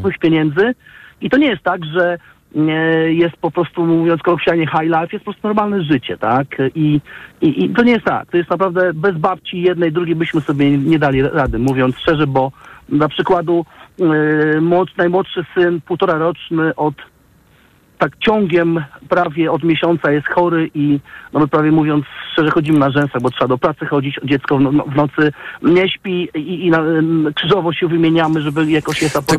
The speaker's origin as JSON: {"language": "Polish", "town": "Warsaw", "region": "Masovian Voivodeship", "country": "Poland", "said": "pochodzimy z Warszawy"}